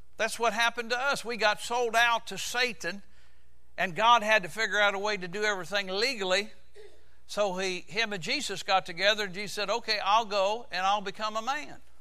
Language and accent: English; United States; I'm American